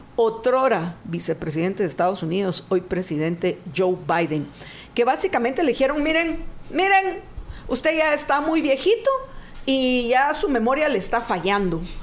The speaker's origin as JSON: {"language": "Spanish", "country": "Guatemala", "said": "nos deleita a los guatemaltecos"}